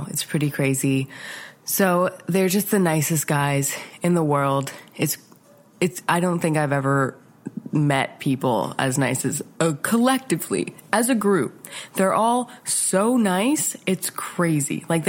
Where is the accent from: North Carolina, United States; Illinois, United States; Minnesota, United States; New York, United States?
New York, United States; Mahopac; So … is a local band from my area, my hometown, kind of. They're from a town called Mayapack, New York.